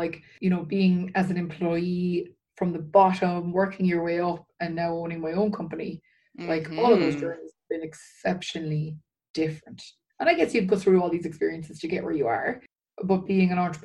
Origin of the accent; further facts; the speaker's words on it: Ireland; moved away as an adult; now in Red Deer, Canada; I am originally Irish. We moved to Canada about 7 years ago.